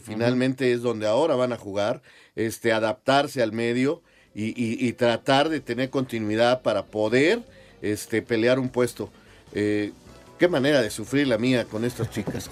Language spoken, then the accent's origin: Spanish; Mexico; somos los mexicanos